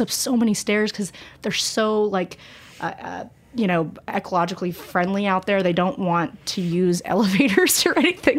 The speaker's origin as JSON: {"language": "English", "region": "Colorado", "country": "United States", "tie": "born or raised there", "moved": "yes", "said": "I'm from Colorado originally"}